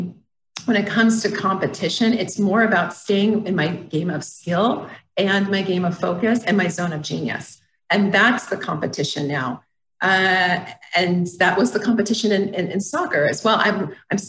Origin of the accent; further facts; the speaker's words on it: Phoenix, Arizona, United States; moved away as an adult; also born or lived in San Diego; I'm from Phoenix